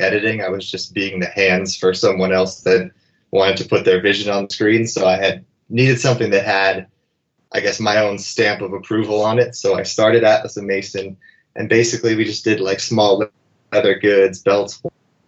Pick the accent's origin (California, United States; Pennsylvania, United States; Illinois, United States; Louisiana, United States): Pennsylvania, United States; Erie; moved away as an adult; also born or lived in Los Angeles / New York; a small town kid from Erie